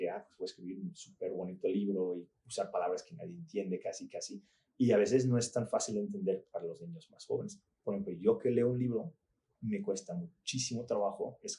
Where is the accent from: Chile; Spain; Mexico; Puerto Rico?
Mexico; Puebla; moved away as an adult; also born or lived in Chalco, Mexico / Portland; Pues yo crecí mi adolescencia en Puebla y luego me fui a estudiar a Portland.